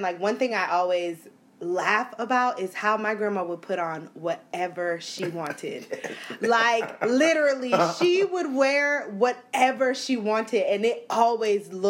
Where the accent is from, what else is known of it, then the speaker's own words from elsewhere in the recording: Florida, United States; moved away; also born or lived in Bridgeport, Connecticut; I moved to Florida when I was in like second grade. So I'm still a Florida. I'm still a swamp thing